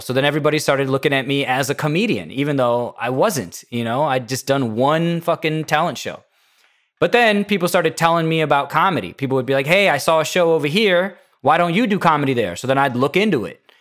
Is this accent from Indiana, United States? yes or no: yes; Indiana, United States; I'm from Indiana